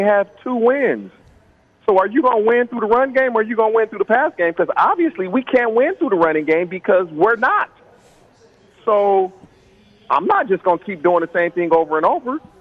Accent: California, United States; I grew up in California

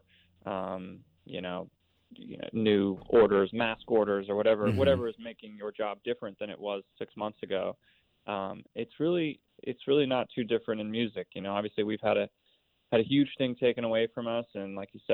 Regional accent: Philadelphia, Pennsylvania, United States; I grew up in Philadelphia

